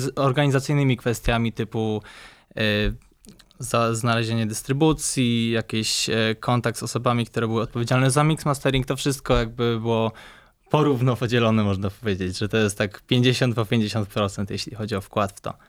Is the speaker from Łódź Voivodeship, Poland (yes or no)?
no; Poznań, Greater Poland, Poland; ja jestem z Poznania, urodziłem się, mieszkam w Poznaniu od już 22 lat